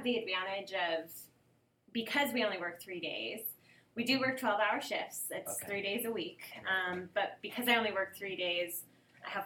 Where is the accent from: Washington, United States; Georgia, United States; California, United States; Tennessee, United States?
Washington, United States; Seattle; moved away as an adult; now in Las Vegas, United States; I grew up in Seattle.